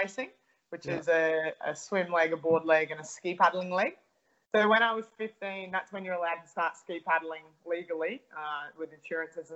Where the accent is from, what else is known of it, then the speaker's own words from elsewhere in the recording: Sunshine Coast, Queensland, Australia; I grew up on the Sunshine Coast.